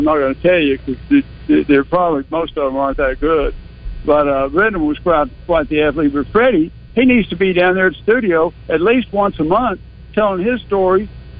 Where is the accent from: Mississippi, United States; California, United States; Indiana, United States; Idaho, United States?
Mississippi, United States; moved away; we came up from Mississippi where I was going to high school. I went to high school with Walter Payton